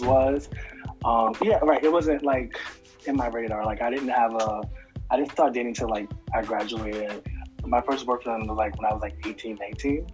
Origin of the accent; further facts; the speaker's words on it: Georgia, United States; also born or lived in Mount Vernon, New York; now in Harlem, United States; I'm from Georgia. I lived in Mount Vernon for a long time, ah, ah, and now I'm in ah. Harlem